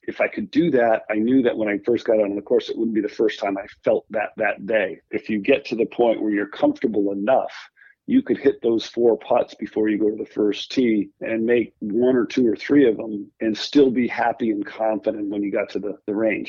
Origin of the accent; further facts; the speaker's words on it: Rhode Island, United States; I grew up in Rhode Island where I am now